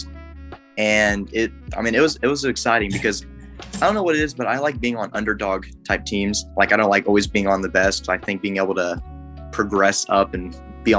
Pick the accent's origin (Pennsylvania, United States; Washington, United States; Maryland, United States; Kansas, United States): Kansas, United States; Coffeyville; I'm from Coffeyville, Kansas